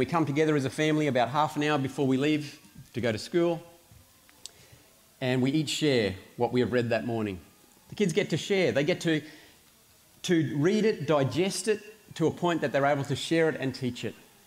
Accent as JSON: {"language": "English", "country": "Australia", "said": "for me, as an Australian parent"}